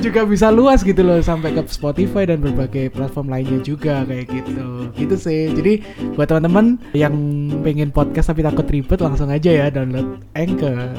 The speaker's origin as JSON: {"language": "Indonesian", "town": "Surabaya", "region": "East Java", "country": "Indonesia", "moved": "as an adult", "lives_now": "Jakarta, Indonesia", "said": "kita orang Surabaya dan uh. kita merantaunya ke Jakarta"}